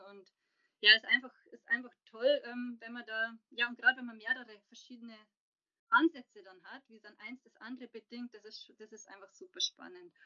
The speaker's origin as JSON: {"language": "German", "town": "Passau", "region": "Bavaria", "country": "Germany", "moved": "as an adult", "lives_now": "Munich, Germany", "said": "bin ursprünglich aus Passau, bin lebe aber jetzt schon seit 2009 in München"}